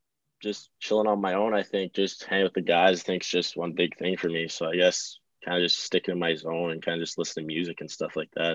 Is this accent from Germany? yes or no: no; White Rock, British Columbia, Canada; No, I'm from White Rock.